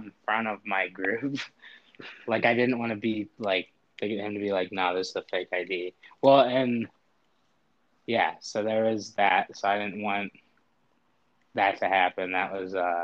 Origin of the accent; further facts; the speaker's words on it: Northwest Indiana, United States; I'm from Northwest Indiana